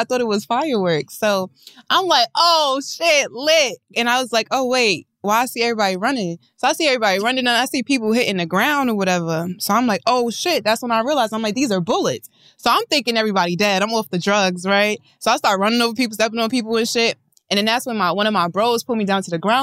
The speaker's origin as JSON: {"language": "English", "town": "New York City", "region": "New York", "country": "United States", "said": "I'm from Queens"}